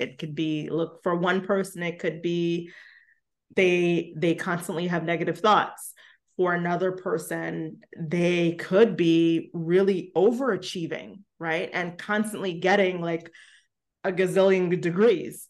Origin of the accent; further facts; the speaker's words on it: New York City, New York, United States; I grew up in Brooklyn